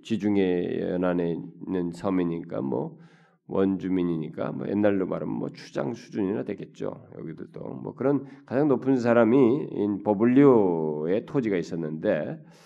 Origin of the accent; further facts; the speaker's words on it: South Korea; 한국 사람이라니까